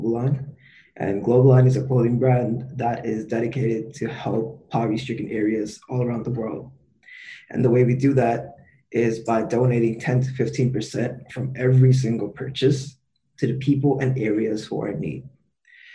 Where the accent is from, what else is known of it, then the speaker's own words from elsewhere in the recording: Toronto, Ontario, Canada; I was born and raised here in Toronto.